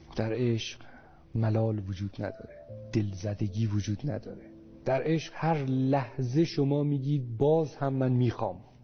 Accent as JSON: {"language": "Persian", "region": "northern Iran", "country": "Iran", "tie": "born or raised there", "said": "تو منطقه شمال من اونجا به دنیا اومدم"}